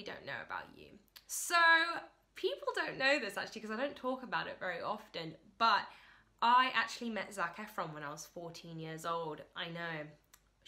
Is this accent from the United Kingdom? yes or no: yes; London, United Kingdom; So I was born actually in London, England, and I currently live in London, England.